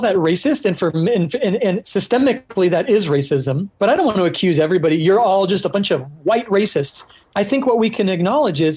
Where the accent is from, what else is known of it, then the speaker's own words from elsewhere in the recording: Orange County, California, United States; also born or lived in Hungary; now in San Diego, United States; I grew up in Orange County, California, and that culture is the normal